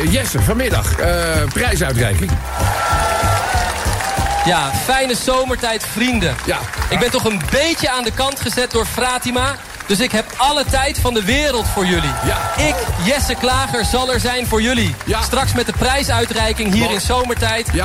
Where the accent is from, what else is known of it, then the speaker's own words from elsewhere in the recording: Gorinchem, South Holland, Netherlands; Ik kom uit Gorkum.